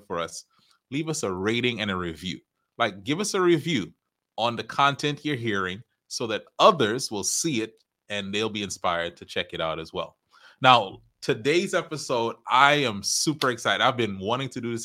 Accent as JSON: {"language": "English", "country": "Trinidad & Tobago", "said": "I am from Trinidad."}